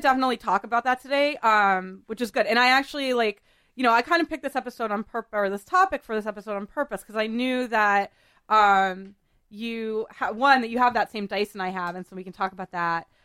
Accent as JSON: {"language": "English", "region": "New England", "country": "United States", "said": "I'm from New England"}